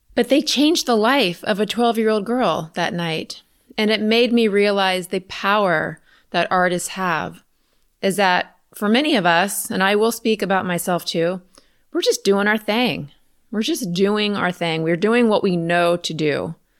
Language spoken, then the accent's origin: English; Richmond, Virginia, United States; I'm from Richmond, Virginia, so the other side of the city